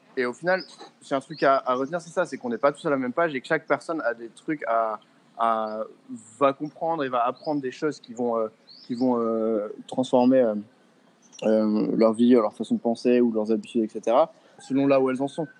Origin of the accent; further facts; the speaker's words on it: France; moved away as an adult; now in Bali, Indonesia; ça fait 4 ans et demi que j'ai pas vécu en France